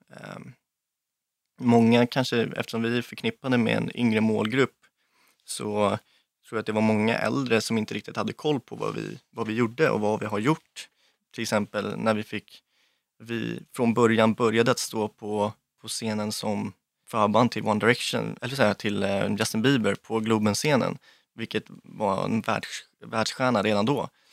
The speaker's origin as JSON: {"language": "Swedish", "town": "Lidingö", "region": "Stockholm County", "country": "Sweden", "tie": "born or raised there", "said": "Jag växte upp eh, på Lidingö med min mamma, pappa och mina två brorsor och min hund"}